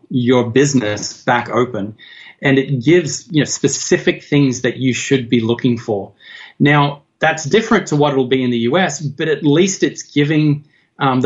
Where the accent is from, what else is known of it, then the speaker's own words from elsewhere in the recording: Australia; now in United States; I'm not an American. I'm from Australia